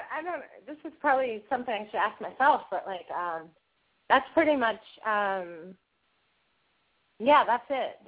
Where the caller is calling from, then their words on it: Savannah, Georgia, United States; I'm calling from Savannah, Georgia.